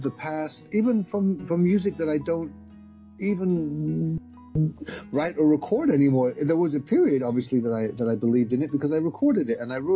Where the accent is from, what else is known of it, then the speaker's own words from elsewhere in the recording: London, United Kingdom; born there; now in United States; So My family um, came from Ireland to England, and then that's where I was born in London, and then we moved yeah. in 1976 to um, Southern California.